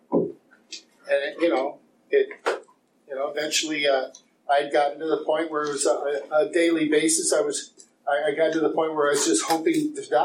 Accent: Eastpointe, Michigan, United States; I was born and raised in East Detroit.

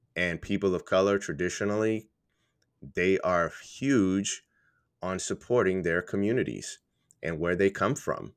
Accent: Puerto Rico; moved away; I'm from Puerto Rico

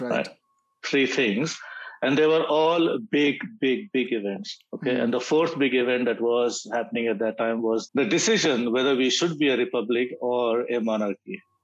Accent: India; moved away as an adult; now in Australia; I come from India

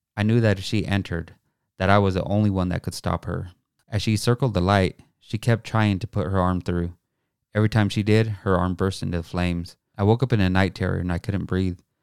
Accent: Pueblo, Colorado, United States; I grew up on East thirteenth and Pueblo, Colorado

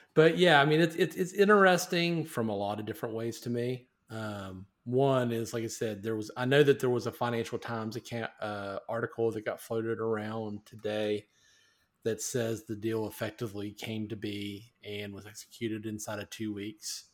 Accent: United States; as an American, I am proud to be an American

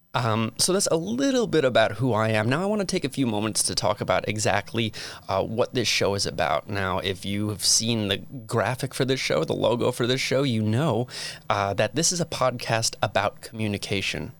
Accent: Metuchen, New Jersey, United States; moved away as an adult; also born or lived in Phoenix, Arizona / Utah; now in St. George, United States; I hail from a very, very, very small town in New Jersey called Metuchen

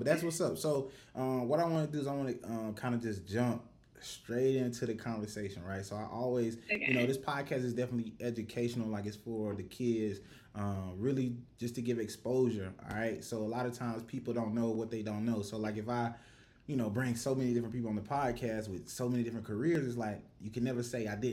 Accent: Rock Hill, South Carolina, United States; I'm from Rock Hill, South Carolina

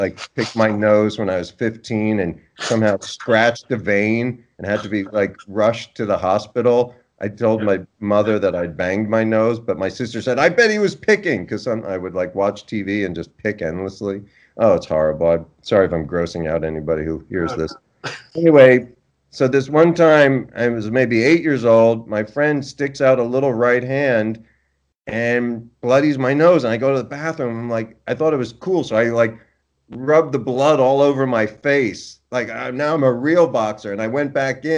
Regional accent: Oakland, New Jersey, United States; I grew up in northern New Jersey, a little town called Oakland

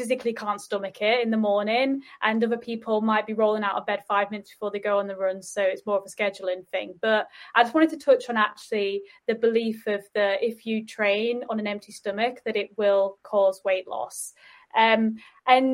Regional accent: Yorkshire and the Humber, United Kingdom; I'm from Yorkshire

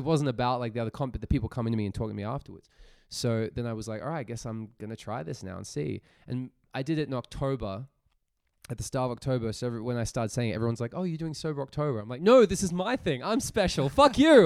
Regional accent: Australia; moved away as an adult; now in Zurich, Switzerland; I'm an Australian-born comedian, stand-up comic.

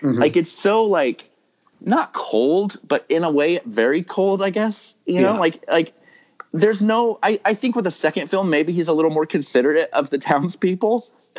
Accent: Visalia, California, United States; I grew up in Visalia, which is, I mean, it's not that big. You know, it's getting bigger now

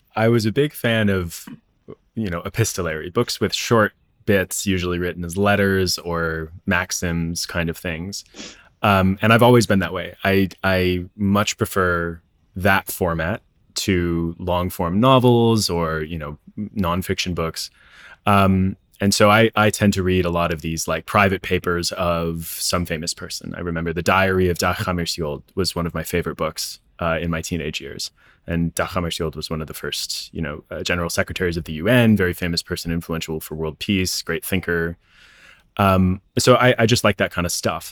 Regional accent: Tucson, Arizona, United States; growing up in Tucson

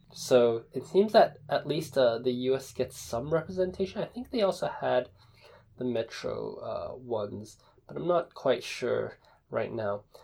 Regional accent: Taipei, Taiwan; I was born in Taipei

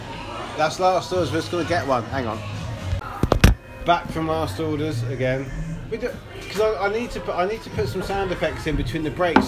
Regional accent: Luton, East of England, United Kingdom; No, I'm from Luton

